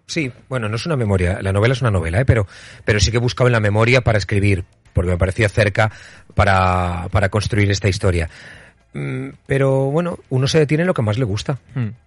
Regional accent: Utiel, Valencian Community, Spain; moved away; en Utiel, en mi pueblo, haciendo un programa para verano

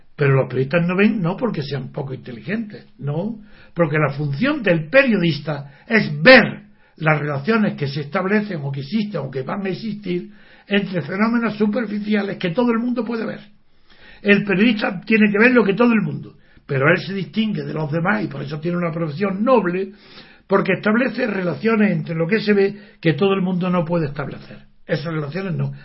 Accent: Spain; soy europeo, porque tengo conciencia de que pertenezco a España

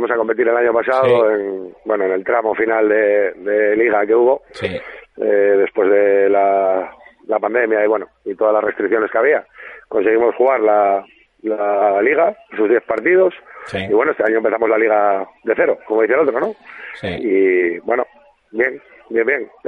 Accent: Asturias, Spain; soy asturiano.

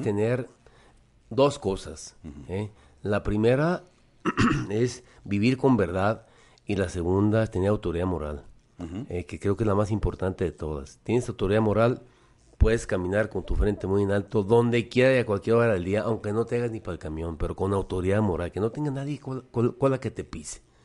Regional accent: Guadalajara, Jalisco, Mexico; soy franco-mexicano, efectivamente, pero soy nacido en Guadalajara, soy jalisciense

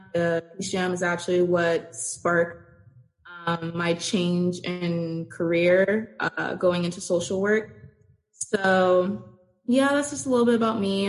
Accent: Florida, United States; also born or lived in Portsmouth, Virginia; moved to Florida, where I mean, I've stayed for a very long time

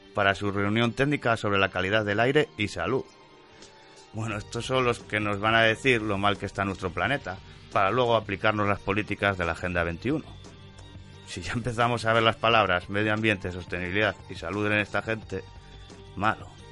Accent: Avilés, Asturias, Spain; yo nací en el hospital de Avilés

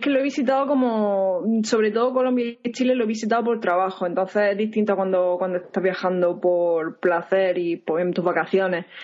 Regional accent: Spain; now in United States; Pues yo soy española, aunque llevo prácticamente un año viviendo en Estados Unidos.

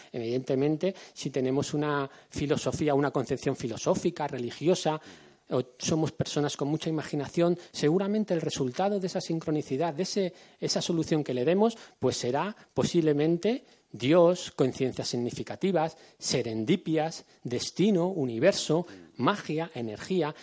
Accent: Madrid, Community of Madrid, Spain; somos gente de aquí, somos gente del Pardo

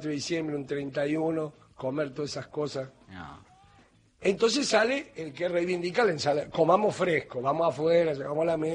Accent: Morón, Buenos Aires Province, Argentina; Yo nací en Morón.

